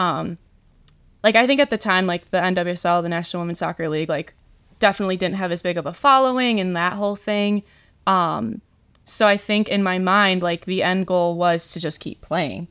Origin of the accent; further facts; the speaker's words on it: Shelby Township, Michigan, United States; also born or lived in Indiana; I am from Shelby Township, Michigan, so not too far from Michigan State